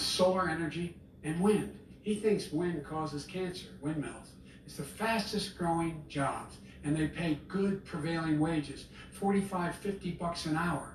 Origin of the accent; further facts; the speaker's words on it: Claymont, Delaware, United States; I used to live near that when I was growing up in Claymont, Delaware